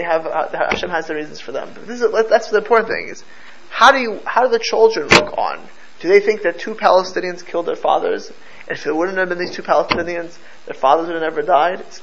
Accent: United States; I'm the only American born, I'm American born in this room, right? But I'm grandchildren of Polish survivors

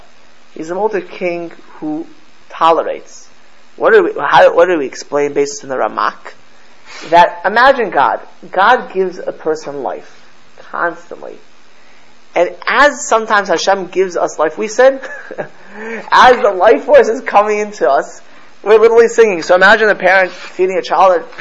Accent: Miami Beach, Florida, United States; I grew up in South Florida

